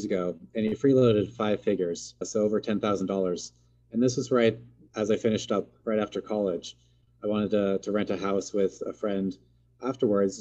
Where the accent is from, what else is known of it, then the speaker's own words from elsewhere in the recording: Seattle, Washington, United States; also born or lived in Portland; I grew up here in the Pacific Northwest near Seattle and went to college in Portland.